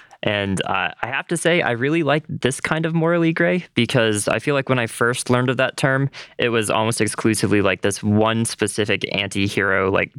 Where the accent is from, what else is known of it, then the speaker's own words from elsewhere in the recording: United States; as an American.